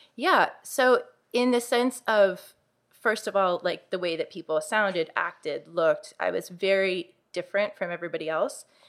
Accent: Uniontown, Pennsylvania, United States; I grew up in Uniontown, Pennsylvania

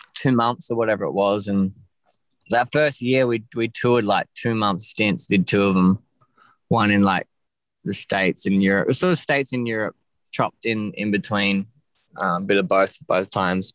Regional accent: Ocean Grove, Victoria, Australia; also born or lived in West Preston / Castlemaine; now in Melbourne, Australia; I grew up in Ocean Grove, which is like a small surf town

